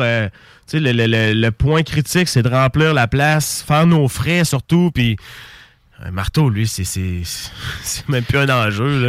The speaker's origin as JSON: {"language": "French", "town": "Saint-Nicolas", "region": "Quebec", "country": "Canada", "tie": "born or raised there", "said": "on a grandi à Saint-Nicolas dans le hood ensemble"}